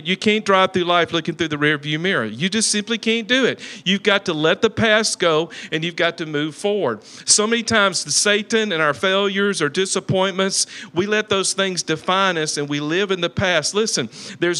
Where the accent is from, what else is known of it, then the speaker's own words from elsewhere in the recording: Talladega, Alabama, United States; moved away; also born or lived in Sylacauga, Alabama; I'm from Talladega, Alabama